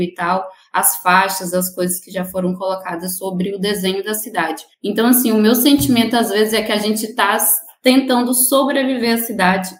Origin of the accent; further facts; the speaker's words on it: Maranhão, Brazil; also born or lived in Palmas, Tocantins; now in Tocantins, Brazil; eu venho do Maranhão